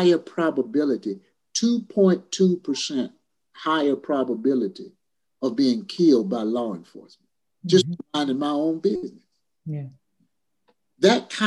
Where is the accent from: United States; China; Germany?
United States; Louisville, Kentucky; I grew up in Louisville, Kentucky